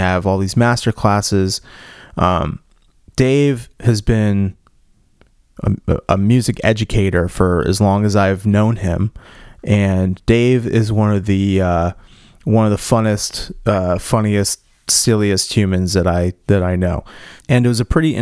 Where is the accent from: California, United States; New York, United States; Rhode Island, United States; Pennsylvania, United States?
Rhode Island, United States; Cranston; We grew up together in Cranston, Rhode Island